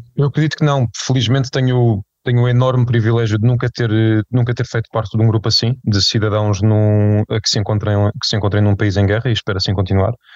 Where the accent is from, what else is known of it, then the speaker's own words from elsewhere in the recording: Portugal; enquanto, enquanto portugueses